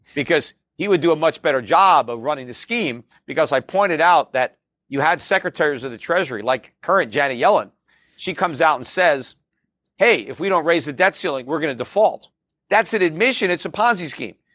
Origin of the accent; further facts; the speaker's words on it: United States; as an American